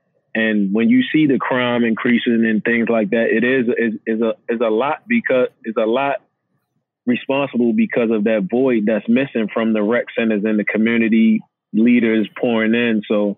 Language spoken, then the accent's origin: English; Baltimore, Maryland, United States; Because I know for me, growing up in West Baltimore, I grew up in an area where I wasn't from an area where most of the popular basketball players were from, but I earned my respect because I cooked everybody from any area.